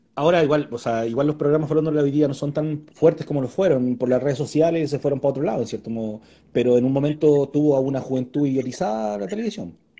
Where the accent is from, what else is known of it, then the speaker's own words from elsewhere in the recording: Puente Alto, Santiago Metropolitan Region, Chile; yo soy de Puente Alto, conozco la Melina, conozco Bajo de Mena.